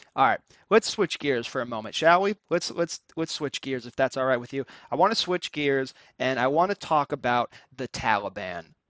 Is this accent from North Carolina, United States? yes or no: yes; Cary, North Carolina, United States; I grew up in Cary